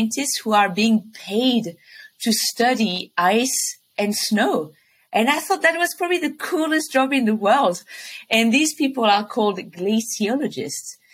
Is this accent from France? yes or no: yes; French Alps, France; accent: French; English is a second language; I'm French, as you can probably tell from my accent, and I was born in the French Alps, deep in the mountains of my country.